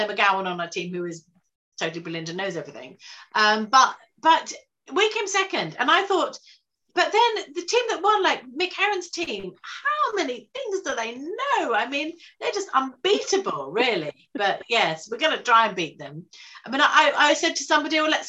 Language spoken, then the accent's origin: English; Brighton, South East England, United Kingdom; we're both from Brighton